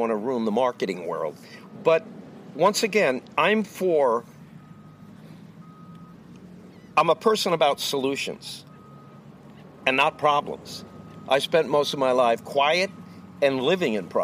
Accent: Long Island, New York, United States; also born or lived in Amityville, New York; I grew up in Long Island, New York

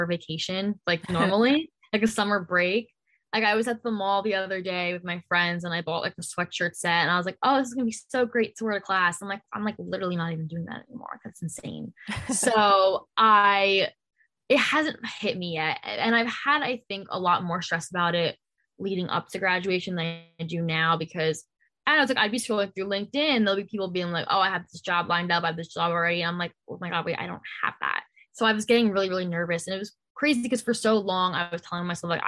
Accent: New Jersey, United States; I was from New Jersey

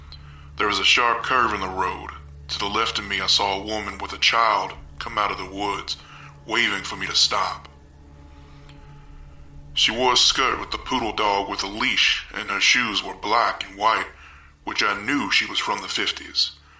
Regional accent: Goldsboro, North Carolina, United States; I'm from Goldsboro, North Carolina.

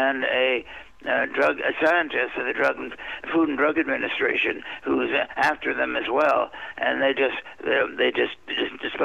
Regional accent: Washington, District of Columbia, United States; I've been born and raised in, I've been raised in Washington, D.C.

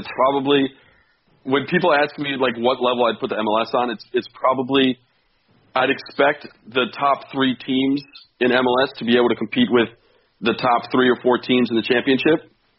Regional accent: United States; as an American fan

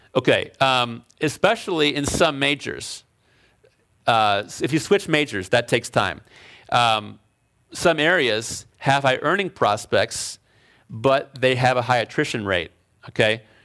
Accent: Chicago, Illinois, United States; moved away as an adult; also born or lived in Alfred, New York / Berkeley, California; now in California, United States; I was from Chicago. I grew up in Chicago

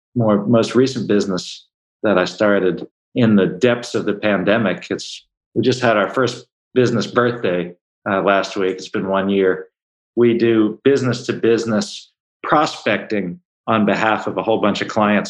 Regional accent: Baltimore, Maryland, United States; I'm originally from Baltimore

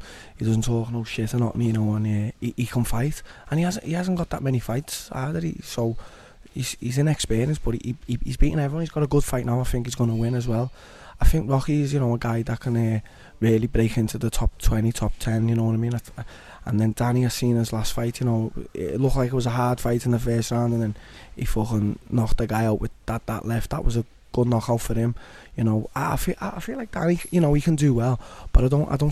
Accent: Liverpool, North West England, United Kingdom; I grew up in Walton as well, you know, if anyone doesn't know about Walton, you know, it's a rough area

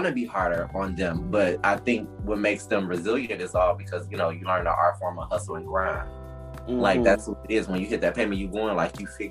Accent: Detroit, Michigan, United States; growing up in Detroit, West Side Detroit, shout out to all my Detroit folks

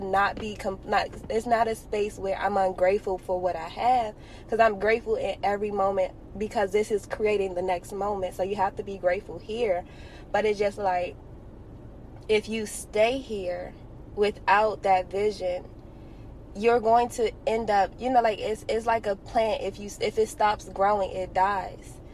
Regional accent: Washington, District of Columbia, United States; I happened to be born and raised in Washington, D.C., to amazing parents

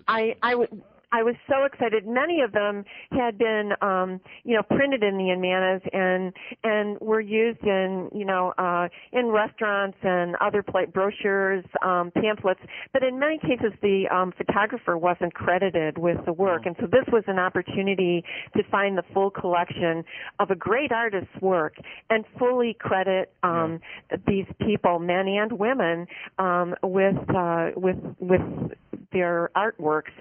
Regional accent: Chicago, Illinois, United States; I grew up in uh, the Chicago area, um, in Chicago itself

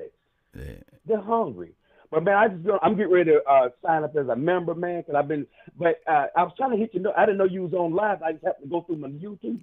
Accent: Columbia, South Carolina, United States; I'm from Columbia, South Carolina

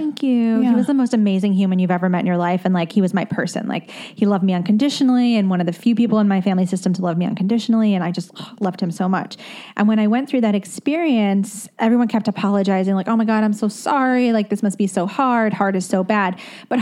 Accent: United States; also born or lived in London, United Kingdom / New Jersey; now in Brooklyn, United States; I grew up in the tri-state

